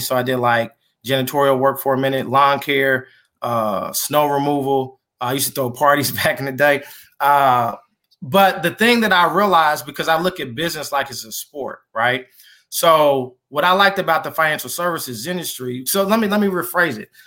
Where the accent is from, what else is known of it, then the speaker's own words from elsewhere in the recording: Kansas City, United States; also born or lived in Iowa; born and raised in Kansas City